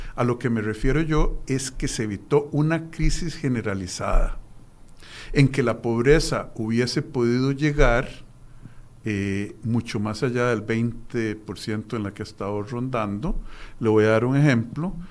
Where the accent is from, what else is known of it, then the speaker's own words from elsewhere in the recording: Costa Rica; nosotros como costarricenses